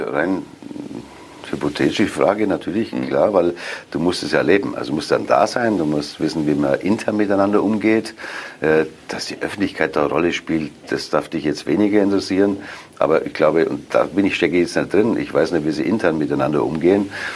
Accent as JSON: {"language": "German", "town": "Augsburg", "region": "Bavaria", "country": "Germany", "tie": "born or raised there", "moved": "as an adult", "lives_now": "Cologne, Germany", "said": "Das ist meine Heimatstadt."}